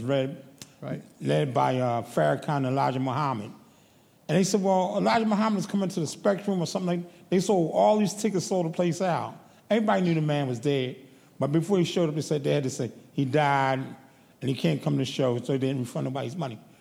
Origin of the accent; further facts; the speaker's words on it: Philadelphia, Pennsylvania, United States; I'm from Philadelphia